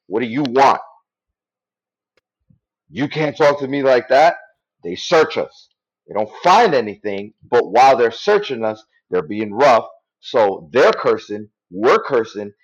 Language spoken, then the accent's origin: English; New York City, New York, United States; I'm from the Bronx and I used to be in the streets.